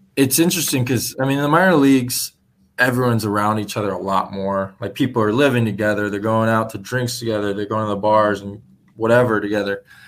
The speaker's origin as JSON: {"language": "English", "area": "San Francisco Giants hometown", "region": "California", "country": "United States", "tie": "born or raised there", "said": "the Giants, though, because that's my hometown team."}